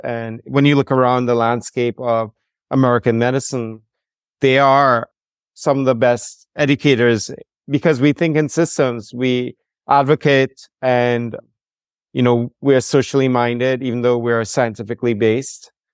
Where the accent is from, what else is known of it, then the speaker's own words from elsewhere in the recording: Trinidad & Tobago; moved away as an adult; also born or lived in Rhode Island, United States; I'm from the Caribbean, from Trinidad and Tobago, the home of the steel band Calypso and Limbo.